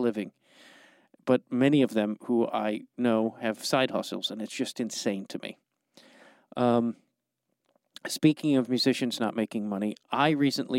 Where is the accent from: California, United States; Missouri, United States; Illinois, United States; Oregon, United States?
Illinois, United States; Streamwood; now in Los Angeles, United States; You and I are both from the suburbs of Chicago